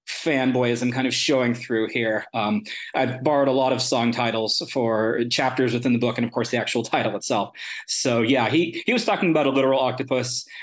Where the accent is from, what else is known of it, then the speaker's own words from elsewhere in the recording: La Verne, California, United States; I actually grew up in La Verne, which is the town where I have a university appointment now.